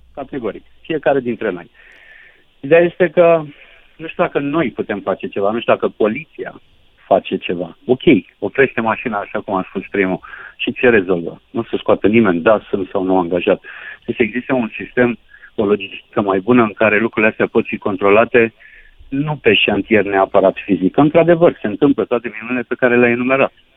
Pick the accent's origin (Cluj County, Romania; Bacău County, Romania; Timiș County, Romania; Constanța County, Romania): Bacău County, Romania; Onești; Nu sunt din Giurgiu, sunt din Onești, județul Bacău